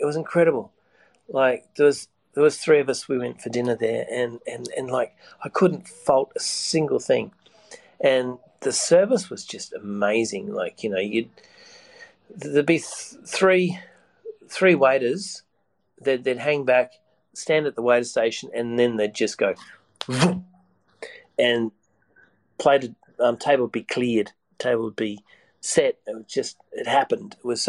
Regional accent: Sydney, New South Wales, Australia; I said, I'm from Sydney.

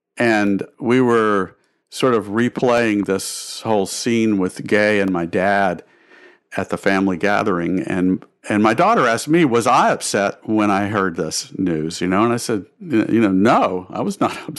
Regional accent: the South, United States; now in New York City, United States; I've lived most of my life in New York City, and yet, I feel this deep connection with the South. I'm a Southerner.

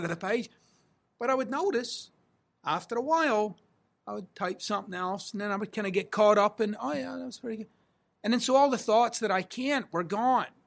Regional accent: Scotland, United Kingdom; I'm Scottish

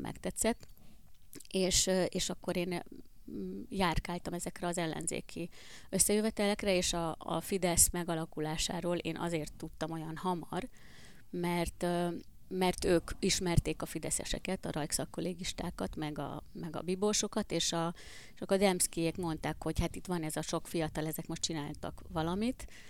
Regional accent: Hungary; also born or lived in Budapest; amikor én egyébként vidékiként Budapestre kerültem tanulni

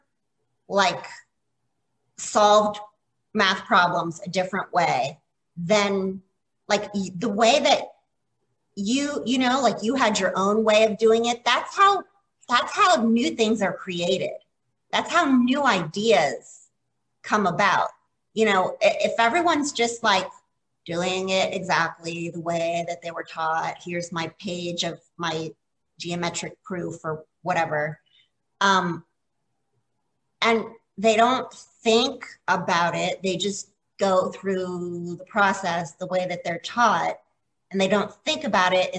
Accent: Florida, United States; now in Ohio, United States; I grew up in Florida.

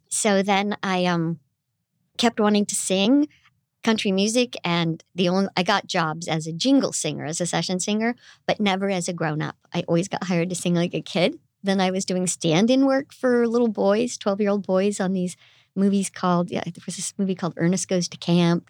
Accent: Indio, California, United States; I'm the one person that you will ever meet from Indio. It's right Indio. Next to Coachella.

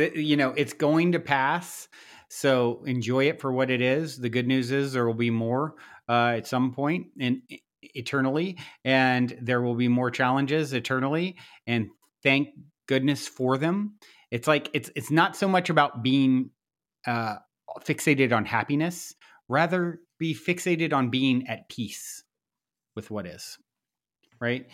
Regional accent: Virginia, United States; moved away; I'm from the South originally, my, I grew up in Virginia

